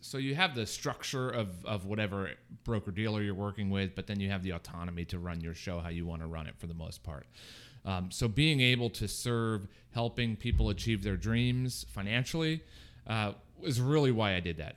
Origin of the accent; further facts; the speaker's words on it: Fort Myers, Florida, United States; also born or lived in New Jersey; now in Pasco County, United States; grew up in Fort Myers and then moved up here to Pasco County later in life.